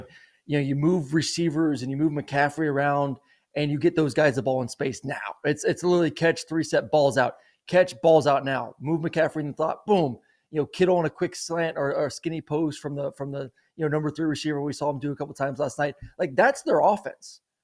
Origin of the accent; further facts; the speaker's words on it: Tampa, Florida, United States; now in Atlanta, United States; I grew up in Tampa